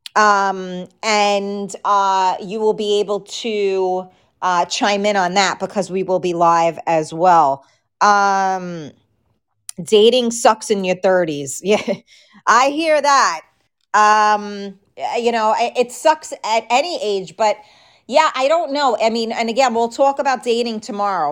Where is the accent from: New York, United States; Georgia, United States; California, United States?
New York, United States; New York City; accent: New York; I grew up in, uh, a very, uh, like, mafia type of neighborhood in the Bronx